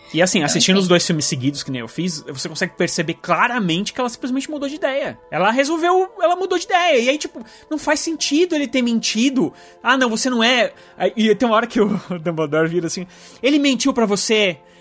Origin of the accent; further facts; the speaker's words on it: Brazil; eu sou brasileiro